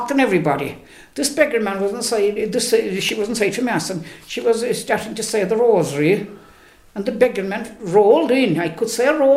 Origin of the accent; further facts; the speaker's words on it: Ballyvourney, Cork, Munster, Ireland; I was born back in Fohorese